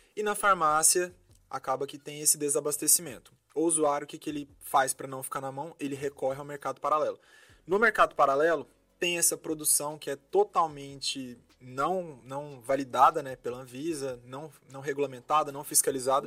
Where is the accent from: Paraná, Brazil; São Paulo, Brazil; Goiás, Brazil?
Goiás, Brazil; Goiânia; moved away as an adult; also born or lived in Belo Horizonte; Sou de Goiânia, Goiás nascido e criado lá.